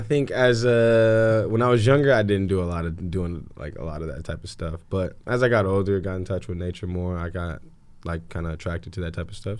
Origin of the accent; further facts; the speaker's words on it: Anchorage, Alaska, United States; moved away as an adult; also born or lived in California; Growing up in Anchorage, Alaska, real cold.